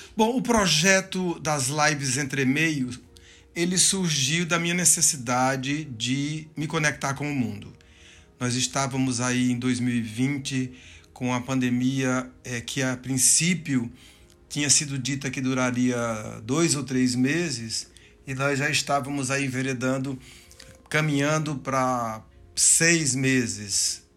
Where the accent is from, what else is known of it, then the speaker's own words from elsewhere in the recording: Juazeiro do Norte, Ceará, Brazil; also born or lived in Recife; now in São Paulo, Brazil; eu sou cearense, eu nasci em Juazeiro do Norte, lá no sul do Ceará, uma cidade de grande efervescência cultural, musical, é, e eu cresci no meio daquela daquela efervescência